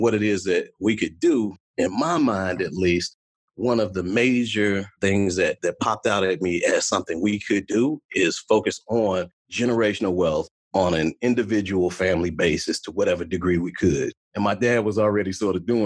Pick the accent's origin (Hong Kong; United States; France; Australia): United States; Chicago, Illinois; now in Dallas, United States; I'm from Chicago, Illinois, originally, and now I live in Dallas, Texas